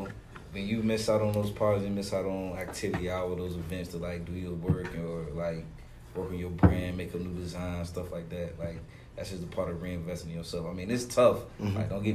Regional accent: Portsmouth, United States; growing up in Portsmouth, man, we don't really have much.

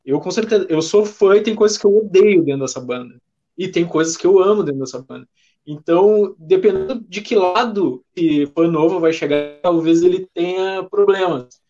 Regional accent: Porto Alegre, Rio Grande do Sul, Brazil; nós somos de Porto Alegre

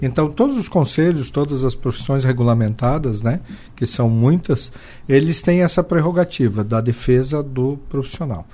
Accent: Joaçaba, Santa Catarina, Brazil; Eu sou natural de Joaçaba e criado em Joaçaba

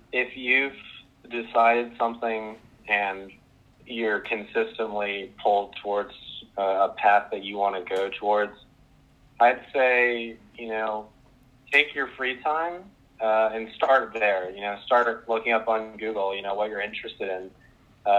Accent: Powhatan, Virginia, United States; I'm from Powhatan, Virginia

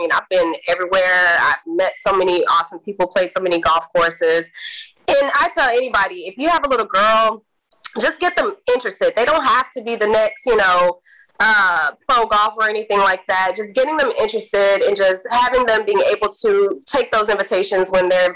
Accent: Missouri City, Texas, United States; also born or lived in Houston, Texas; I grew up in Houston, Missouri, by way of Missouri City

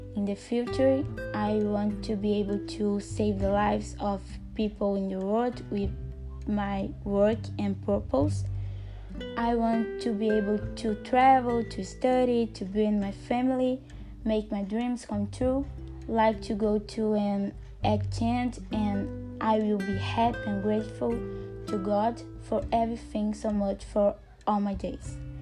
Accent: Barão de Cocais, Minas Gerais, Brazil; now in Timóteo, Brazil; I was born in Barão de Cocais, Minas Gerais in 2003, but I lived there until I was 15 years old when I moved to Timóteo to study at Cefet

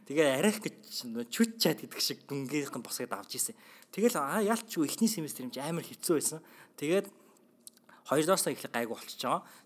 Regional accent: Mongolia; moved away as an adult; Тэглээч би Монголоос ирсэн.

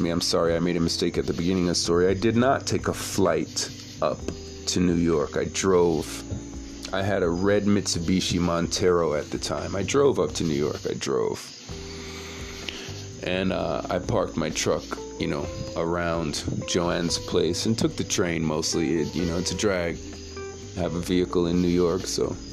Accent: Jamaica; I'm not Haitian, I'm Jamaican.

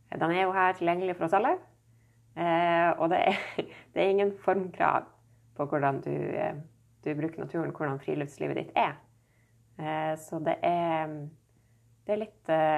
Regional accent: Nordreisa, Troms, Norway; jeg vokste opp her i Nordreisa

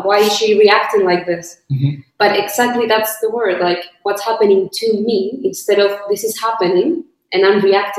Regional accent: Chile; I'm from Chile

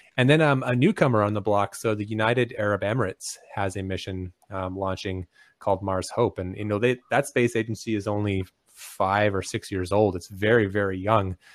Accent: Canada; I'm Canadian

